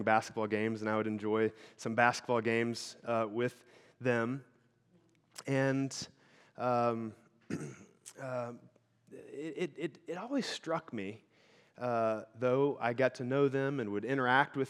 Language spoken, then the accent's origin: English; Illinois, United States; now in Michigan, United States; I grew up in Illinois. The house I grew up in was in the middle of the Shawnee National Forest